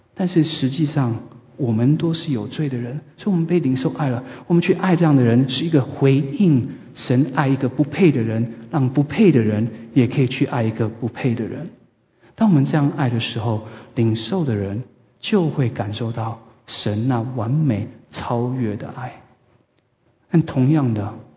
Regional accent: Taiwan; 我记得我在长大的时候有一个故事是在台湾发生的

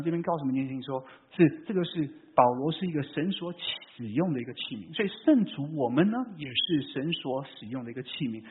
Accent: Vancouver, British Columbia, Canada; moved away as an adult; now in California, United States; 我是在，啊，加拿大长大的

